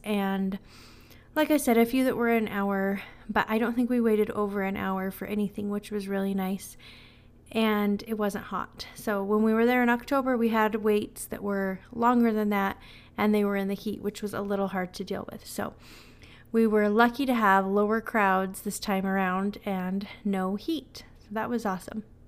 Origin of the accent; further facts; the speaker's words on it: Utah, United States; I'm from Utah, so I'm used to the cold